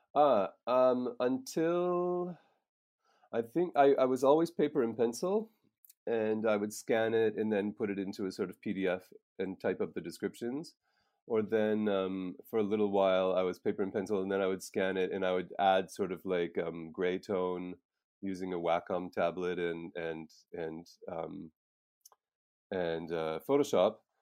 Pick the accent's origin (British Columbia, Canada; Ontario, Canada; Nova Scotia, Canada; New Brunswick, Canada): Nova Scotia, Canada; moved away as an adult; now in Prague, Czech Republic; I'm from Nova Scotia in Canada, and I came to Prague in ninety-nine